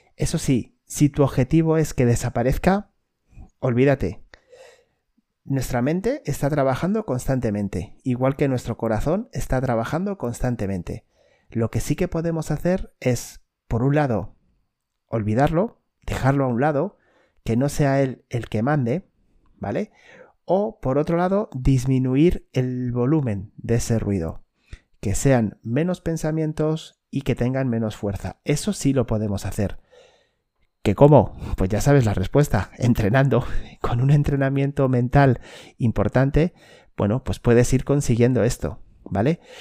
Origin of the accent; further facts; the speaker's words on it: Spain; en mi país, por lo menos en España